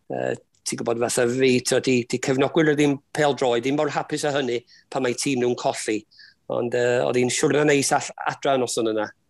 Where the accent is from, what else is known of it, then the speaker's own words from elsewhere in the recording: Wrexham, Wales, United Kingdom; dwi wedi byw yn Rexham rhan fwy o'n, fywyd